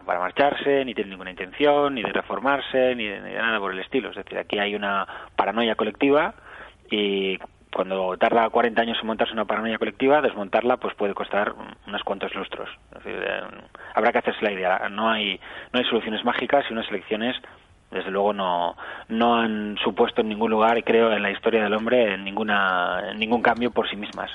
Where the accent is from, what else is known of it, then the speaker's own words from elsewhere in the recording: Catalonia, Spain; soy catalán